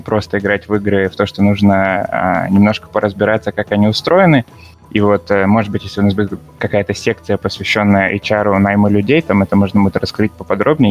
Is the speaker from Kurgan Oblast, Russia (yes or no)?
no; Vladivostok, Primorsky Krai, Russia; also born or lived in Saint Petersburg; сам я из Владивостока.